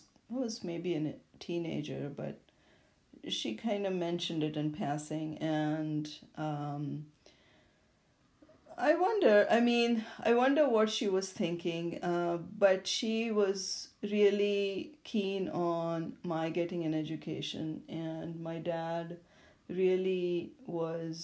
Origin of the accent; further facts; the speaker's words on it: India; moved away; when I grew up in India